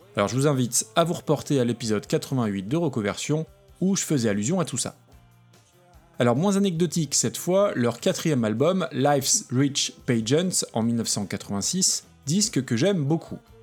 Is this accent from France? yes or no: yes; France; en tant que Français pas forcément doué avec les langues